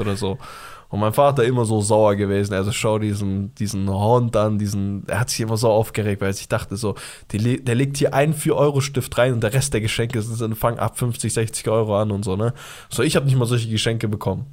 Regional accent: Bavaria, Germany; Bei uns in Bayern

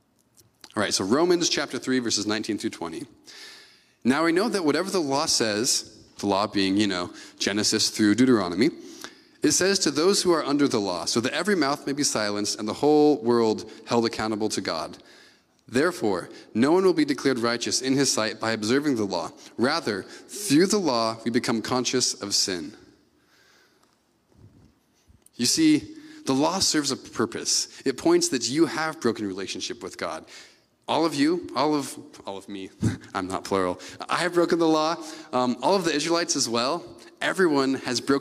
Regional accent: Gig Harbor, Washington, United States; now in Bremerton, United States; a suburbanite growing up in Gig Harbor

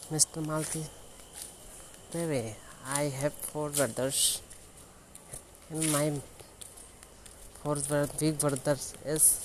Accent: India

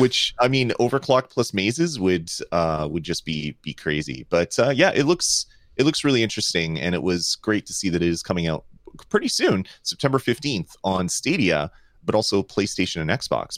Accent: Canada; I love Canada. I love being Canadian.

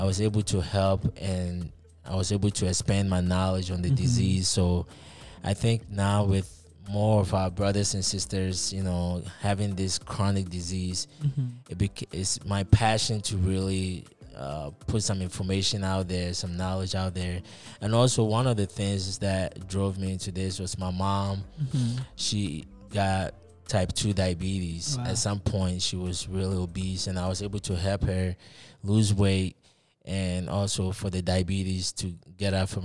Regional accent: Ghana; also born or lived in Connecticut, United States; now in Colorado, United States; I'm actually a Ghanaian. I was born in Ghana, in Africa, in West Africa. So I've been in the United States for quite some time

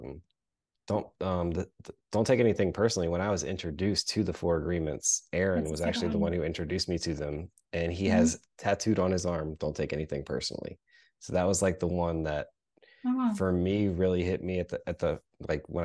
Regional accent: United States; as an American kid

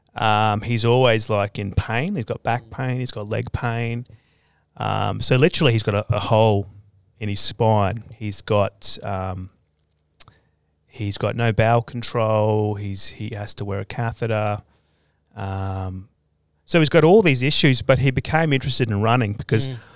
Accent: Australia; my hometown, because um, yeah, our family's been there since like the 1860s

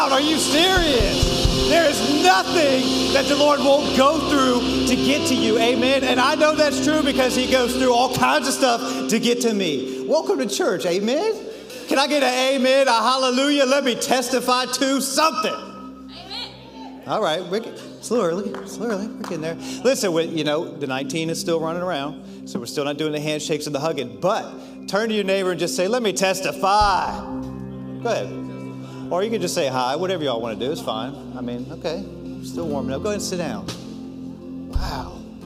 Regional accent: Washington, District of Columbia, United States; moved away as an adult; I grew up in Washington, D.C. The first 30 years of my life was spent in Washington, D.C.

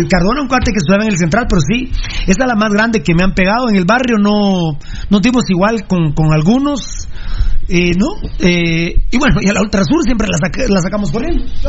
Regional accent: Guatemala

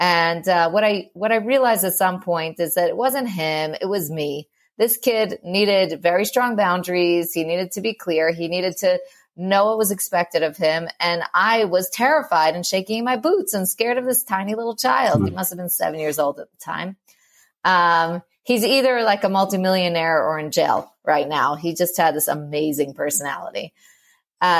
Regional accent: New York, United States; moved away as an adult; also born or lived in Moscow, Russia; now in Israel; I'm from New York, and we lived in Moscow for a couple of years and now in Israel.

